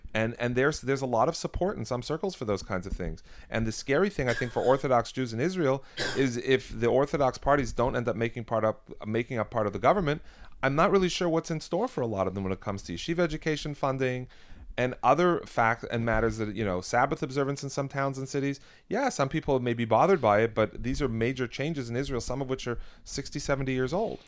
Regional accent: Canada; now in United States; I'm American today, but I, I am Canadian. I was born in Canada.

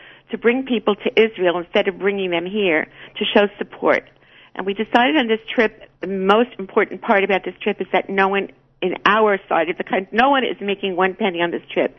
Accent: Canada; I'm a Canadian.

